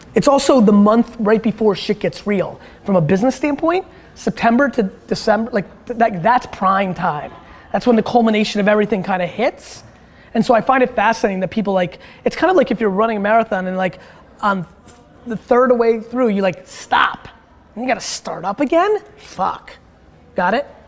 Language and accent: English; Dover, United States; English is a second language; I wasn't born here my first interaction with American kids when I was like four in Dover